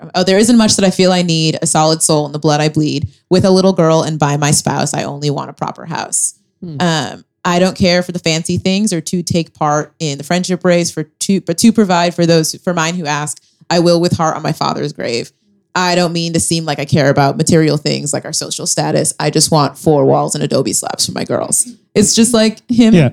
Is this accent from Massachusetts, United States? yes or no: yes; New Bedford, Massachusetts, United States; my hometown of New Bedford, Massachusetts